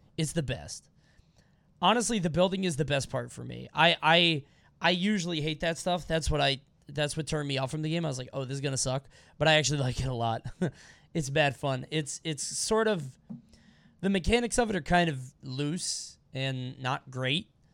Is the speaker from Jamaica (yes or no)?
yes; Montego Bay, Saint James, Jamaica; moved away; Montego Bay, baby, where I was born and raised